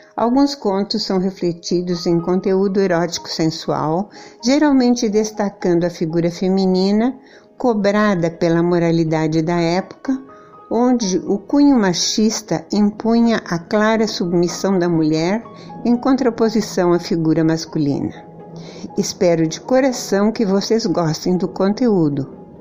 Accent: Porto Alegre, Rio Grande do Sul, Brazil; moved away as an adult; now in Fortaleza, Brazil; sou gaúcha de Porto Alegre, mas moro há alguns anos em Fortaleza

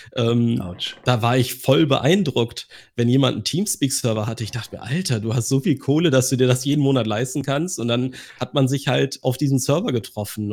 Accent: Germany; bei uns in Deutschland

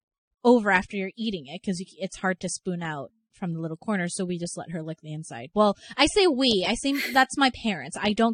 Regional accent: Canada; maybe it's because I'm Canadian.

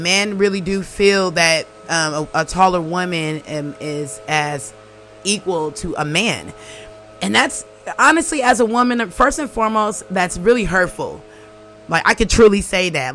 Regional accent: Oakland, California, United States; moved away; originally I'm from Oakland, California

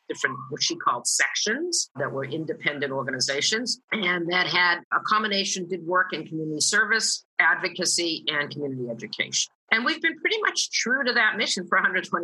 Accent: Boston, Massachusetts, United States; moved away; kind of was happily ensconced in my hometown of Boston

